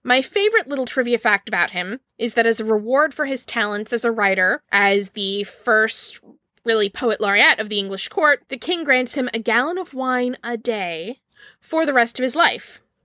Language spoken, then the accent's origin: English; Maryland, United States; I hail from Maryland